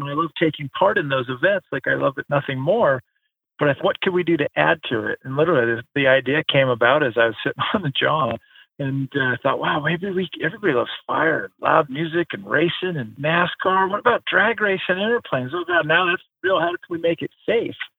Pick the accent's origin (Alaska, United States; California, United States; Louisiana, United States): Alaska, United States; also born or lived in Tahoe / Hawaii; just growing up, born and raised in Alaska